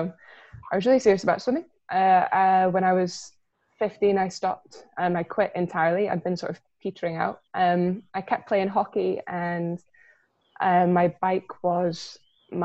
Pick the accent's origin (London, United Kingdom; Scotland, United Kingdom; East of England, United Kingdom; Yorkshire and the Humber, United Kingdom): Scotland, United Kingdom; Milngavie; I grew up in Mulgay